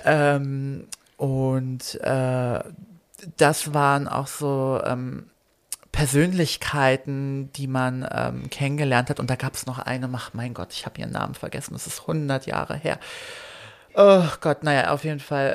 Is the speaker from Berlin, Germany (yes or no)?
yes; Berlin, Germany; German is a second language; also born or lived in Poland; ursprünglich geboren in Polen, zugezogen mit äh, vier Jahren nach Berlin